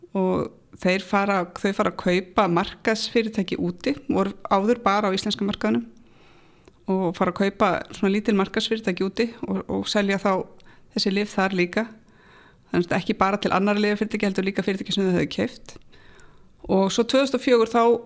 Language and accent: Icelandic; Kópavogur, Capital Region, Iceland; ég er alin upp í Kópavóinum